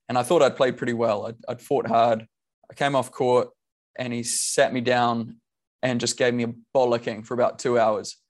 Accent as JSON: {"language": "English", "country": "New Zealand", "said": "we are all Kiwi"}